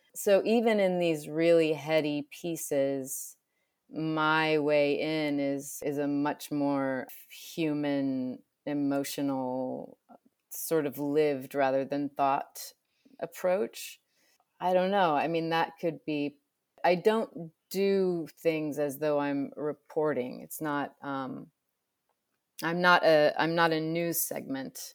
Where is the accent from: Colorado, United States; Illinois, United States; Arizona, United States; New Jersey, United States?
Illinois, United States; I grew up in Illinois